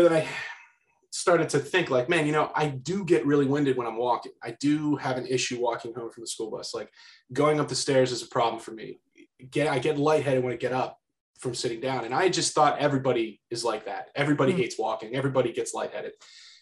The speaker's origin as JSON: {"language": "English", "area": "Bucks County", "region": "Pennsylvania", "country": "United States", "tie": "born or raised there", "said": "I grew up in Bucks County, PA"}